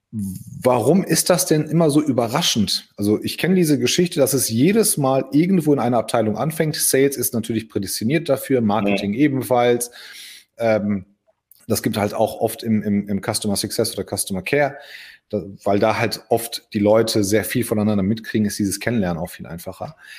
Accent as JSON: {"language": "German", "town": "Hagen", "region": "North Rhine-Westphalia", "country": "Germany", "said": "als Hagener"}